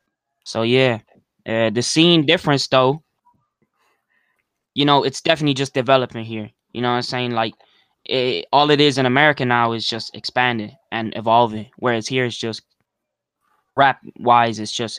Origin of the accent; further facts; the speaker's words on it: California, United States; I'm from Cali, and I'm just an up and coming rapper.